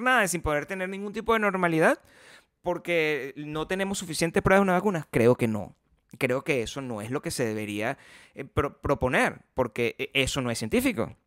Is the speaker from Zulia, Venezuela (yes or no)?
no; Paraguaná, Falcón, Venezuela; accent: generic paraguanero; moved away; also born or lived in Caracas